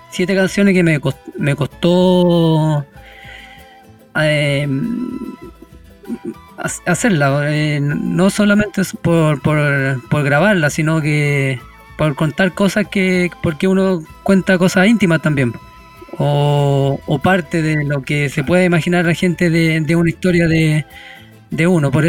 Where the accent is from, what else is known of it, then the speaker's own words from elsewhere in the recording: Rauco, Maule, Chile; Y nosotros estamos a 10 kilómetros desde Curicó, camino hacia la costa